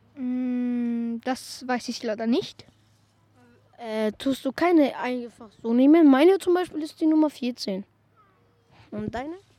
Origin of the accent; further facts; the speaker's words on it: Vienna, Austria; Ich bin leider in Wien geboren.